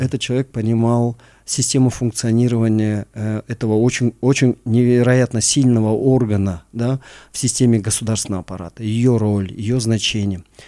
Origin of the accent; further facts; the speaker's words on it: Oibulak, Issyk-Kul Region, Kyrgyzstan; я родился а, э, на Исакуле, я родился в селе Ойбулак